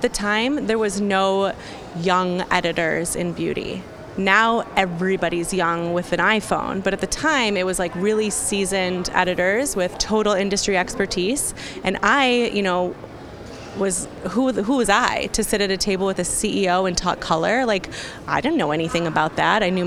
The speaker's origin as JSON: {"language": "English", "area": "Chicago area", "region": "Illinois", "country": "United States", "tie": "born or raised there", "also_born_or_lived": "Solon, Ohio / Cupertino, California", "said": "I moved when I was like seven to Cupertino, California, okay, for a couple years. And then we landed in the Chicago area"}